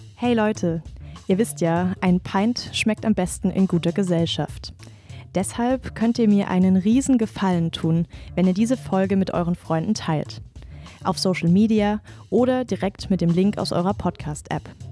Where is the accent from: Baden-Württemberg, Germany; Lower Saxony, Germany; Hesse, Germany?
Baden-Württemberg, Germany; Rastatt; ich komme aus Rastatt